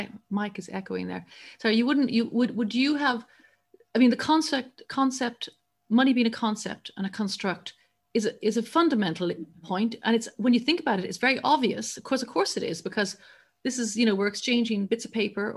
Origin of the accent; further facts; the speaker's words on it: Ireland; I grew up in Ireland, where church and state are still very tightly aligned